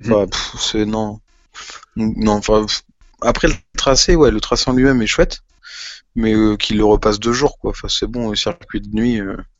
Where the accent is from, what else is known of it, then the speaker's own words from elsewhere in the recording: France; qu'on est français, qu'on aime notre pays